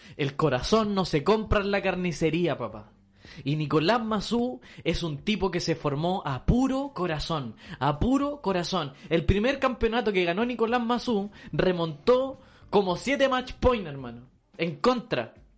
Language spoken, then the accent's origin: Spanish; Chile; lo tenemos metido en nuestro ADN como chileno